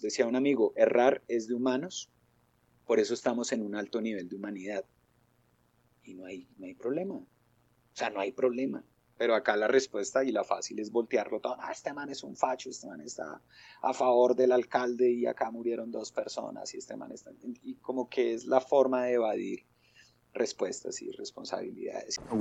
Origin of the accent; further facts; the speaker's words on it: Madrid, Cundinamarca, Colombia; soy eh, madrileño